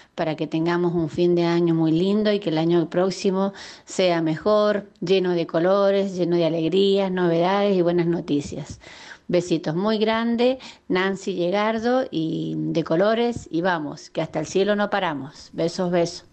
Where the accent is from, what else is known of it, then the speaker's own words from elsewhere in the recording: San Rafael, Mendoza, Argentina; moved away as an adult; now in Mendoza, Argentina; soy de San Rafael, me vine a vivir a Mendoza con mi esposo